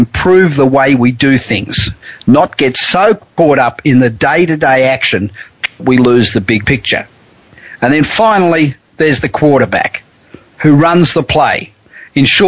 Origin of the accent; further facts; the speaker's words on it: Los Angeles, California, United States; I'm coming to you tonight from my hometown of Los Angeles